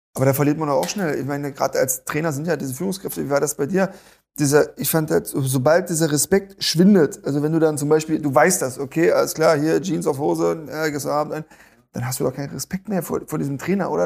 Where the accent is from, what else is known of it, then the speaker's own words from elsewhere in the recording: East Germany, Germany; Ich komme selber aus dem Osten